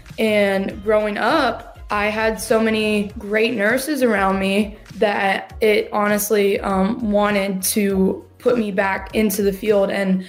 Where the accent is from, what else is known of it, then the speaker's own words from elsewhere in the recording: Decatur, Georgia, United States; also born or lived in Jefferson, Georgia / Milledgeville, Georgia; I grew up in Decatur, Georgia. And then we moved to Jefferson, Georgia, where we live now. And then I moved to college.